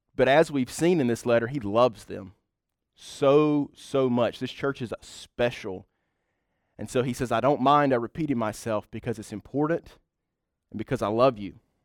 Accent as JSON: {"language": "English", "country": "United States", "said": "we are white, uh, middle class, and from the United States of America"}